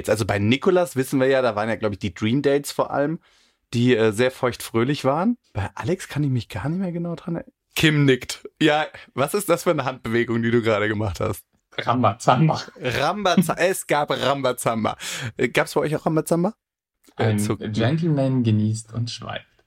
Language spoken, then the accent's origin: German; Cologne, North Rhine-Westphalia, Germany; Also ich bin ja auch Kölner und äh, viele im ja. Karneval unterwegs